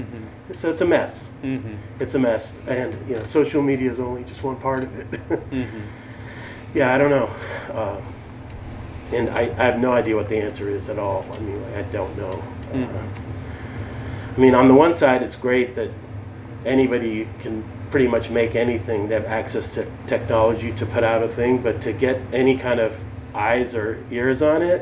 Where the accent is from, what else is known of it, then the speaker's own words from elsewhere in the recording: Boston, Massachusetts, United States; moved away as an adult; also born or lived in Moscow, Russia / New York; now in Chicago, United States; I was born in Moscow in the USSR, and then my family unfortunately moved to Boston, which is a city I hate